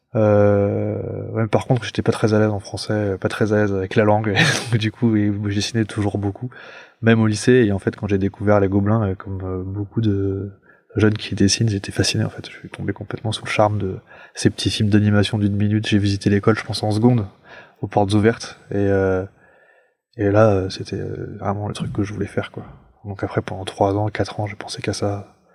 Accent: Paris, Île-de-France, France; je suis un Parisien, moi, genre vraiment pure pure souche, et, donc je vivais dans un appartement.

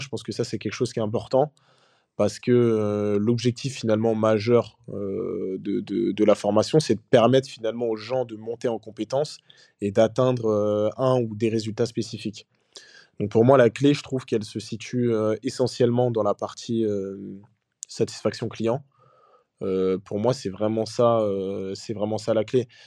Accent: Senegal; moi je suis originaire du Sénégal

